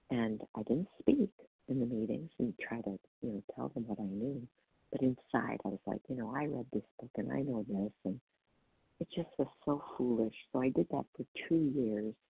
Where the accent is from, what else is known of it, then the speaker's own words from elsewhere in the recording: Wisconsin, United States; Oh, I'm from Wisconsin.